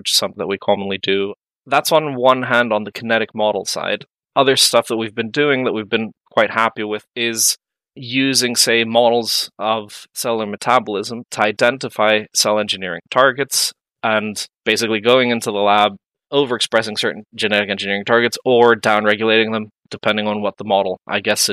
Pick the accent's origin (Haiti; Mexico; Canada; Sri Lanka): Mexico; moved away as an adult; also born or lived in Santa Barbara, California, United States / London, United Kingdom; now in Dublin, Ireland; I am from Mexico